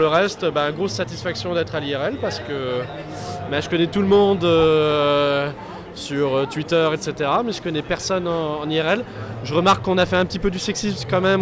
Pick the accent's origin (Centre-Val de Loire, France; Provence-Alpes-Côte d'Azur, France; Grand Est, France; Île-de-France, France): Grand Est, France; Alsace; je suis alsacien